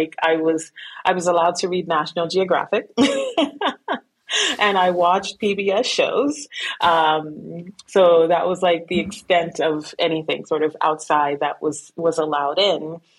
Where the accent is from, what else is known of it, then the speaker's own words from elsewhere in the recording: Guyana; also born or lived in Brooklyn, United States; So I was born in Brooklyn, but my family is actually from South America, from Guyana. And so I was raised there.